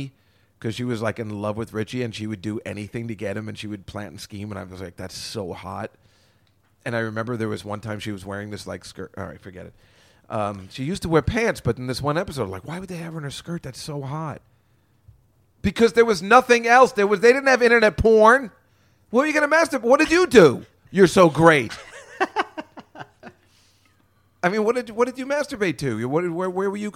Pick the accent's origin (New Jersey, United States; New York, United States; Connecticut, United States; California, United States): New Jersey, United States; Perth Amboy; I grew up in Perth Amboy, New Jersey